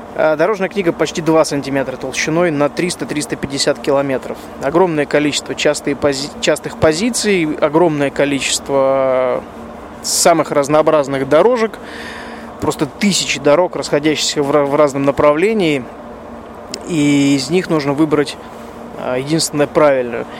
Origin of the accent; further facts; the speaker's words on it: Russia; я, соответственно, из России.